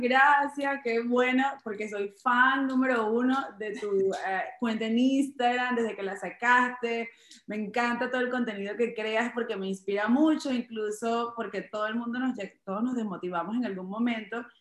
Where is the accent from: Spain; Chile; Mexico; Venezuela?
Venezuela; Chaguaramas, Guárico; now in New York, United States; Es un pueblo pequeño eh, donde eh, estudié todas hasta mis 16 años